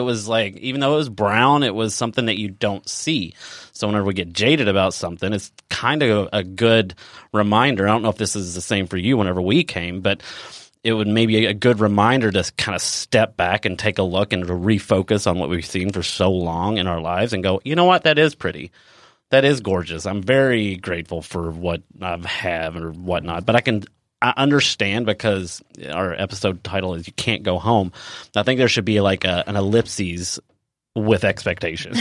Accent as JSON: {"language": "English", "town": "Elizabethtown", "region": "Kentucky", "country": "United States", "moved": "yes", "said": "I come from Elizabethtown, Kentucky, um, which is a very small town as well"}